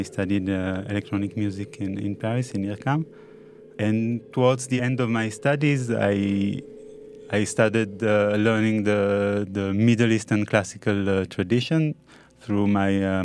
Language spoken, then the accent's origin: English; Haifa, Haifa District, Israel; I was born in Haifa in 1983.